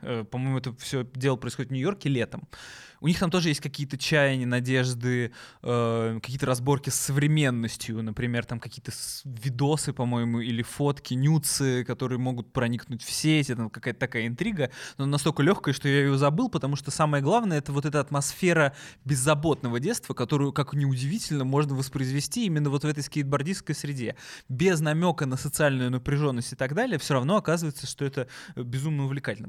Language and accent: Russian; Moscow, Russia; я э, родился в Москве